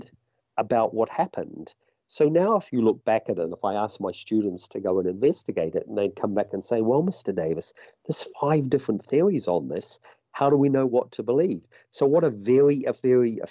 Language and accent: English; New Zealand; my home country